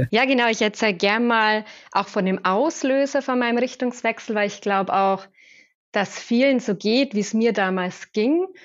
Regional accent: Regensburg, Bavaria, Germany; Ich bin aufgewachsen in Regensburg und habe dann gestartet bei Siemens ganz klassisch ähm, kaufmännische Ausbildung

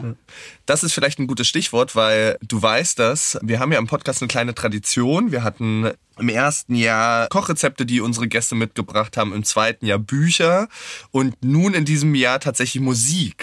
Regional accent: Wittenberg, Saxony-Anhalt, Germany; ich bin in Wittenberg aufgewachsen, in Sachsen-Anhalt

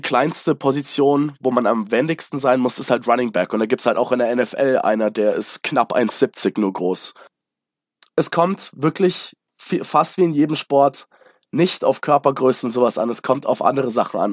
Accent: Munich, Bavaria, Germany; also born or lived in United States; als äh, gebürtiger Münchner

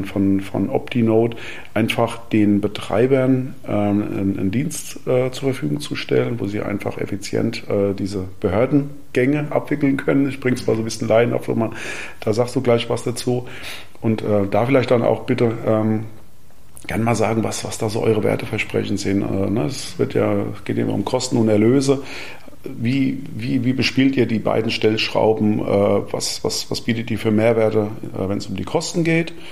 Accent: Gelnhausen, Hesse, Germany; Also ich komme ja aus Gernhausen und schaue da, von dort aus immer auf einen großen Windpark äh, in Wächtersbach.

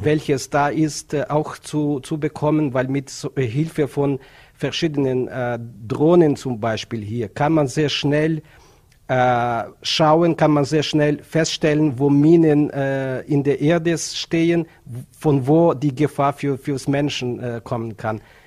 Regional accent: Ukraine; German is a second language; moved away as an adult; now in Vienna, Austria; meine Heimat in die Ukraine

